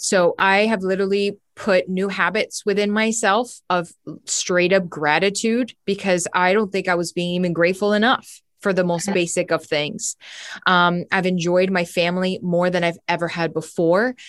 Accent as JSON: {"language": "English", "town": "Miami", "region": "Florida", "country": "United States", "tie": "born or raised there", "moved": "as an adult", "lives_now": "Los Angeles, United States", "said": "I was born and raised in Miami, Florida."}